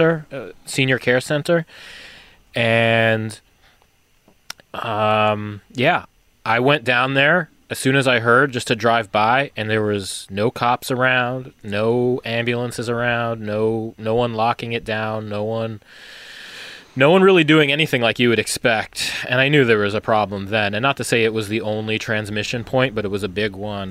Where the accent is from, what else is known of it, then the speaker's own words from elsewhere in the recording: New York, United States; now in Seattle area, United States; being in New York, growing up in New York